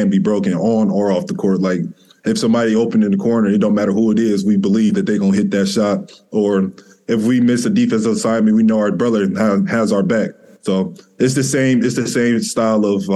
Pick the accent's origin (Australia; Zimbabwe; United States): United States; Detroit, Michigan; I grew up in Detroit